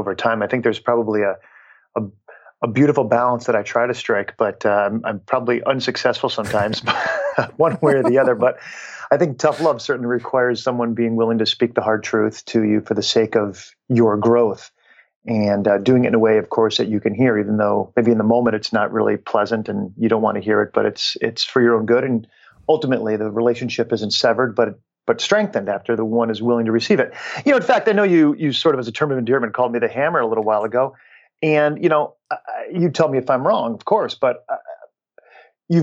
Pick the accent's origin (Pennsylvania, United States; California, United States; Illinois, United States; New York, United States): New York, United States; Schenectady; I grew up in Schenectady, New York